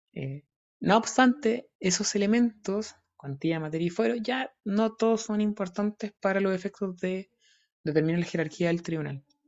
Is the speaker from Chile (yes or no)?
yes; Talca, Maule, Chile; yo soy de Talca